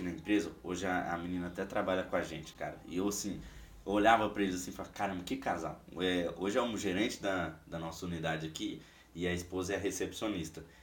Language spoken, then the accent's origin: Portuguese; Minas Gerais, Brazil; now in Foz do Iguaçu, Brazil; Quando eu vim de Minas pra, Foz do Iguaçu, cara, se vocês ainda não conhecem a minha história